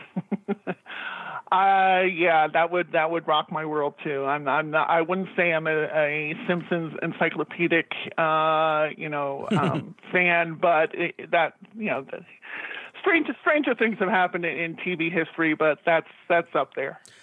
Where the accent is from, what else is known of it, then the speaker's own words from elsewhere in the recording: New York City, New York, United States; we grew up in Jackson Heights, which was 10 minutes away from Shea Stadium